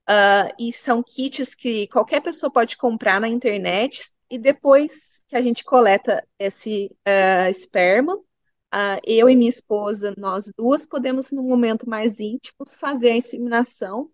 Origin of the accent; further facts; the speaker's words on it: Brazil; now in Bunbury, Australia; Eu sou brasileira